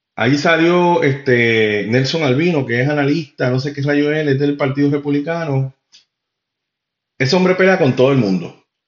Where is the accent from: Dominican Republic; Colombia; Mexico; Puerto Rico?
Puerto Rico